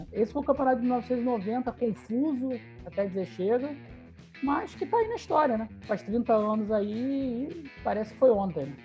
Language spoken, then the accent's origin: Portuguese; Rio de Janeiro, Brazil; Nós que somos aqui do Rio de Janeiro, eu, eu, eu, eu lembro desse campeonato, eu tinha 10 anos